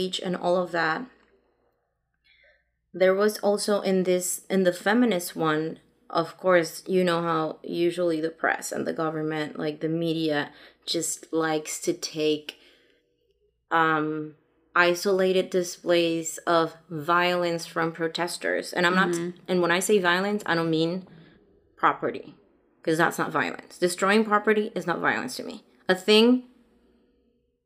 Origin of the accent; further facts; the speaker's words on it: Mexico; first language Spanish; English is a second language; moved away; back home in Mexico